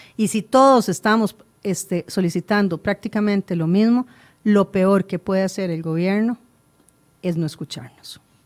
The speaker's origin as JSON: {"language": "Spanish", "country": "Costa Rica", "said": "Todos somos costarricenses"}